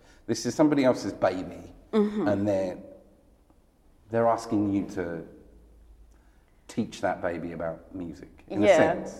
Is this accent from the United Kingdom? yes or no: yes; England, United Kingdom; as English people, we imagine Europe as something different to us.